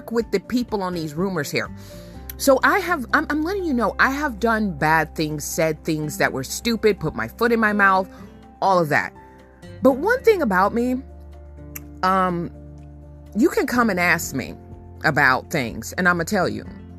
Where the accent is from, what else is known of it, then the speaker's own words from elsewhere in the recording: United States; also born or lived in Sacramento, California / Benton Harbor, Michigan; I grew up in Sacramento and then I grew up in Benton Harbor, Michigan